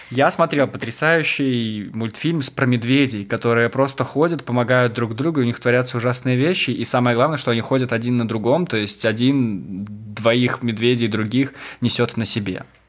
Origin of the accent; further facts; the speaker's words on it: Maladzyechna, Minsk Region, Belarus; now in Minsk, Belarus; в моем родном городе, в Молодечно